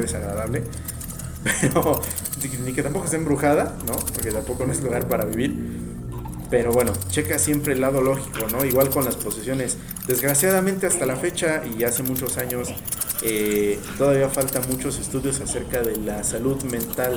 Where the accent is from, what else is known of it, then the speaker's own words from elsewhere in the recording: Mexico; en mi país